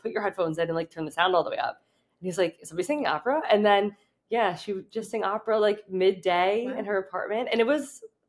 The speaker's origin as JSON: {"language": "English", "region": "New Jersey", "country": "United States"}